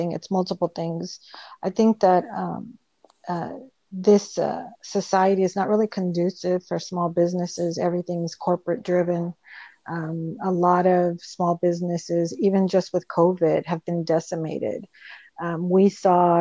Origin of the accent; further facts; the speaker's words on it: Lynwood, California, United States; I'm from Linwood